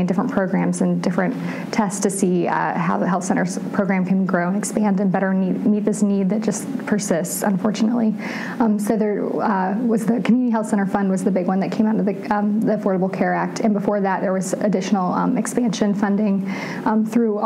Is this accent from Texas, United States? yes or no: no; North Carolina, United States; I'm from North Carolina